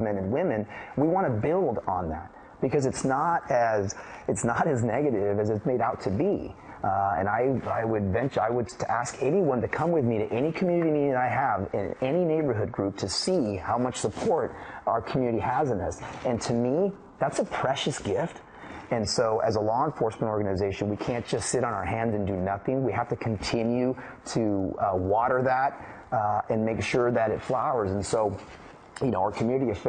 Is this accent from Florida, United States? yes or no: no; the Bay Area, California, United States; moved away as an adult; also born or lived in San Jose; now in Dallas, United States; Growing up in the Bay Area and being a Cowboy fan in the backyard of the 49ers